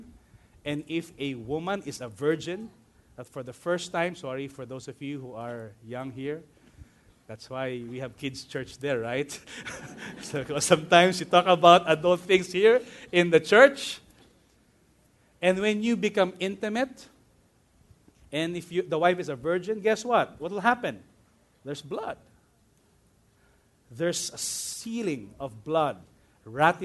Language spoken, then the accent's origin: English; Manila, Metro Manila, Philippines; My second school was Immaculate Conception Academy of Manila